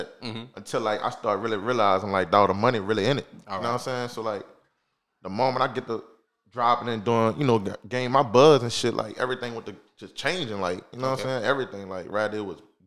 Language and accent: English; New Orleans, Louisiana, United States; I lived on Josephine, like, for the rest of my life